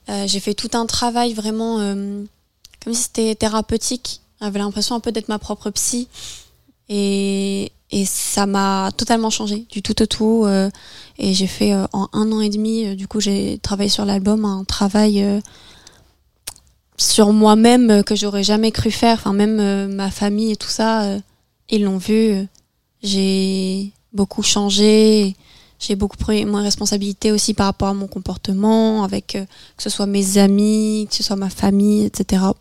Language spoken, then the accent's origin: French; France; first language French; où j'ai ressenti le besoin de m'exprimer dans ma langue natale j'ai l'impression que c'est aussi tout un travail euh, psychologique que j'ai fait, euh, c'est-à-dire d'accepter aussi mon retour en France.